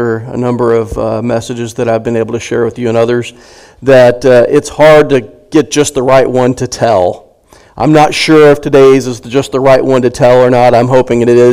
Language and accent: English; Arkansas, United States; Growing up in Arkansas like I did